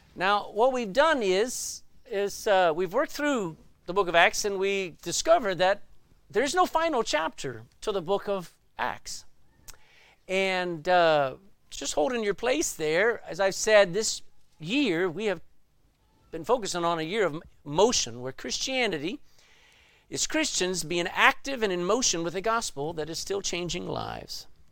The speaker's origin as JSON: {"language": "English", "region": "Texas", "country": "United States", "tie": "born or raised there", "said": "I grew up in Texas"}